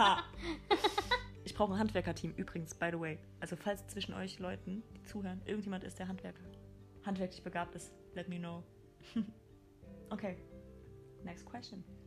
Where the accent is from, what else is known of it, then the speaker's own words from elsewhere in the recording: Mainz, Rhineland-Palatinate, Germany; first language German; komme aus Mainz, ich bin ein Mainzer Mädchen, aus Deutschland.